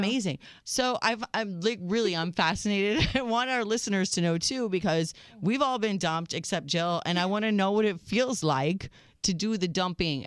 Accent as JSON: {"language": "English", "country": "United States"}